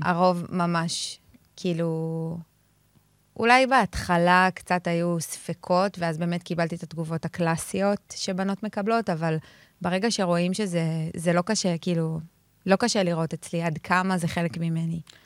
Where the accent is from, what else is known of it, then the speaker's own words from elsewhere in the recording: Jerusalem, Jerusalem District, Israel; גדלתי בבית של כדורגל. כאילו, אני באה מבית שכשנוסעים ביום שבת באוטו יש שירים ושערים, אין דבר שמשודר ביום אה, שבת בטלוויזיה שהוא לא כדורגל. אני ירושלמית